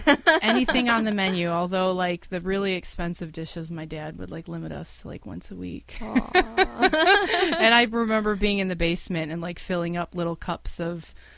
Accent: Cleveland, Ohio, United States; also born or lived in Chicago; I'm from Cleveland. I grew up in Cleveland. My sister and I were born in Chicago, but basically since the age of three, I've been raised here. So I grew up originally when I was younger on the west side of Cleveland, and then older on the east side.

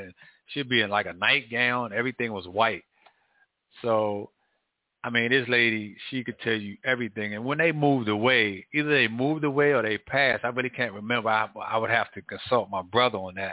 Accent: Washington, District of Columbia, United States; When I was young, growing up in Northwest, lived on U Street, Leroy Park

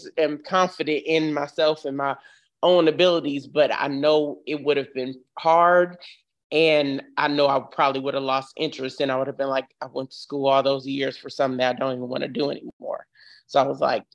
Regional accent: Oakland, California, United States; moved away as an adult; now in Clarksville, United States; I'm from Oakland, California, and that's where I was originally born.

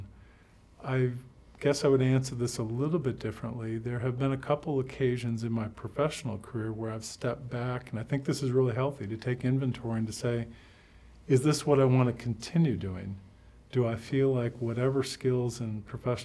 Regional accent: Michigan, United States; moved away; I grew up in Michigan

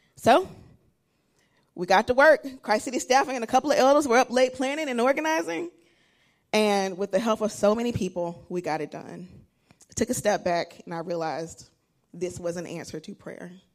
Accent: Alabama, United States; moved away; I'm originally from Alabama

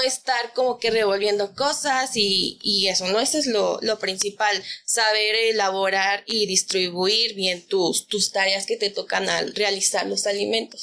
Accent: Mexico; como buen mexicano

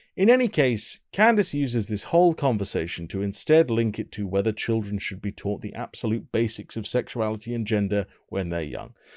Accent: United Kingdom; I'm British and very polite

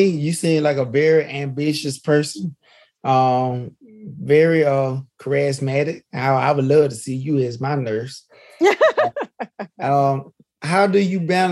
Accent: Mobile, Alabama, United States; moved away as an adult; also born or lived in Nashville, Tennessee; I was from Mobile. And I went, I moved my family up to Nashville

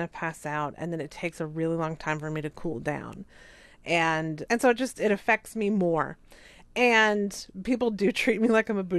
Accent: the South, United States; moved away; I'm from the South

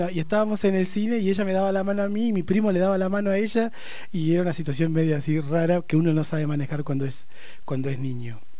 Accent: Barda del Medio, Río Negro, Argentina; also born or lived in Neuquén; Mi infancia, yo nací en Neuquén, pero la viví hasta los cinco años en Barda del Medio.

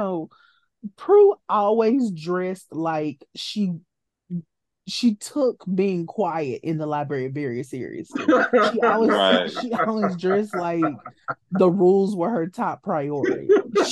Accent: Louisiana, United States; I'm from Bumtuck, Louisiana

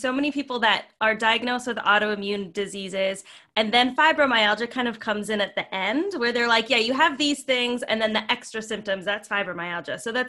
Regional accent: Vancouver, British Columbia, Canada; now in New York, United States; I'm from Vancouver, so a lot less cold.

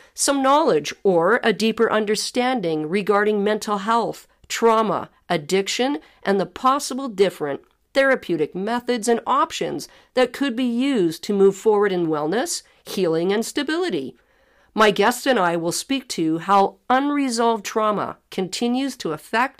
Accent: Ottawa, Ontario, Canada; I was born in Ottawa, Ontario

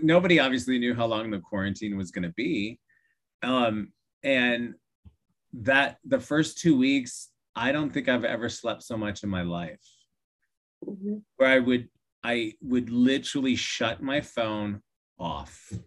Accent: Iowa, United States; growing up in Iowa

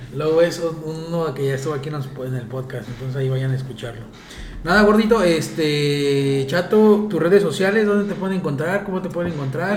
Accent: Mexico; moved away as an adult; now in Dubai, United Arab Emirates; yo salí de, de, de, de México a los 23 años

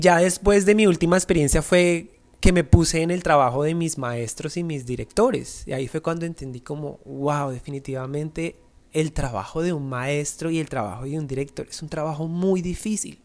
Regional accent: Colombia; moved away; para nosotros como colombianos es muy difícil

